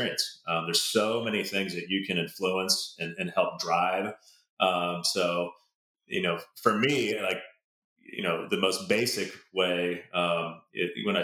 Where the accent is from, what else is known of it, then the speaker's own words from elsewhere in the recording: a suburb south of Seattle, Washington, United States; I grew up in a suburb about 20 minutes south of Seattle